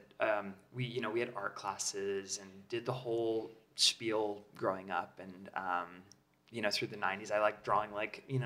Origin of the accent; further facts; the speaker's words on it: Southern California, United States; now in Los Angeles, United States; I grew up in Southern California. I always kind of been here out in the desert, a little bit more space